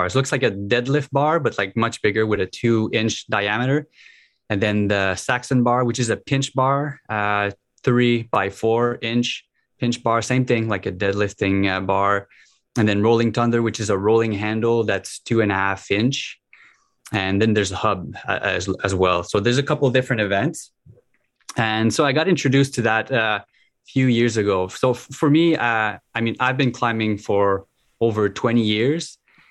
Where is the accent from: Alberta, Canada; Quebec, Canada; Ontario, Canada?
Quebec, Canada; Gatineau; English is a second language; now in Ottawa, Canada; I grew up on the Quebec side, so which is in Gatineau, which is probably like 15, 20 minutes from here. So like really close to the border. So that's why I was introduced to English fairly early.